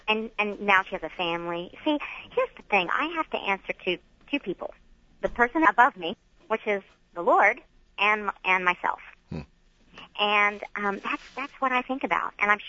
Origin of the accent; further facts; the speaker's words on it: the Bible Belt, United States; I was raised in the Bible Belt